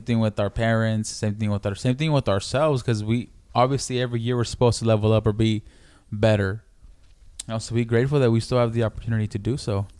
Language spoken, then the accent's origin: English; Mexico City, Mexico; where I'm from, I'm from Mexico City, in DF